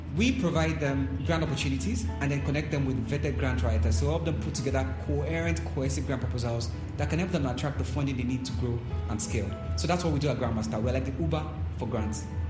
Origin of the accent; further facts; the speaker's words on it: Nigeria; I'm from Nigeria